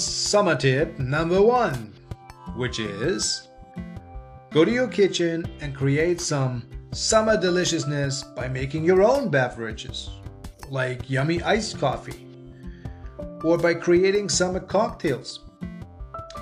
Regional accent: Germany; now in Canada; in case if you are wondering where this charming accent is from, I am originally from Germany, so I am a German living in Canada

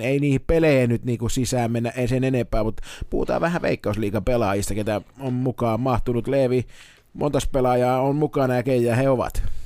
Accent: Lahti, Päijät-Häme, Finland; Mä oon Lahdesta

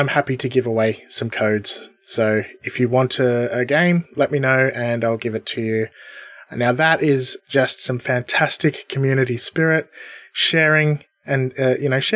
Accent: Australia; we're both Australian. Having been born in Australia with by Australian parents.

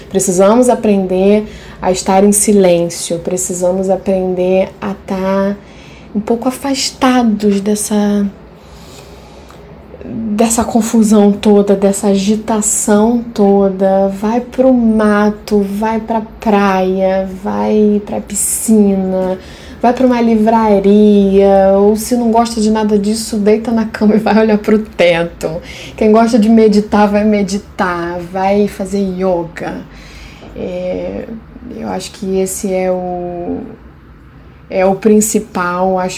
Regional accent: Haiti; Porque, como haitiana, de novo me remetendo ao Reich

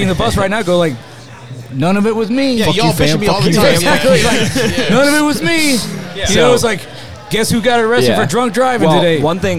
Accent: United States; I'm an American

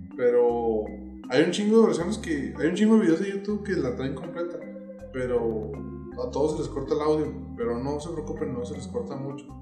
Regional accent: Mexico; yo también soy mexicano

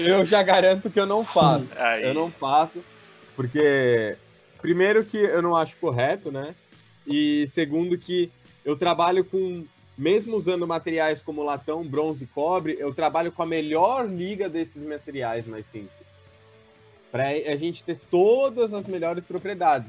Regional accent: São Paulo, Brazil; eu tenho 26 anos, sou de São Paulo

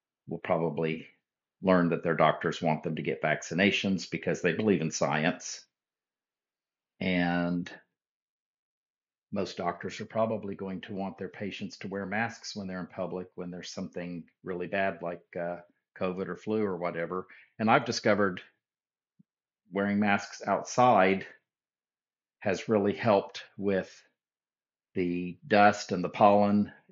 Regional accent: United States; as an American

